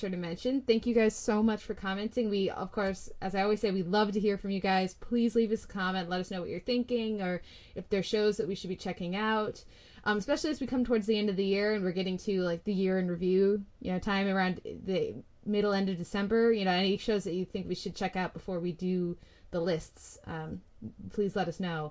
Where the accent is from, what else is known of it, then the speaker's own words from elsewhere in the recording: United States; I'm American.